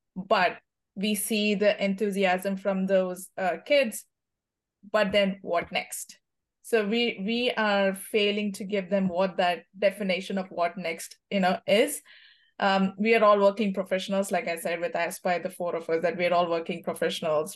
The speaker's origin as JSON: {"language": "English", "country": "India", "moved": "as an adult", "lives_now": "United States", "said": "I come from India"}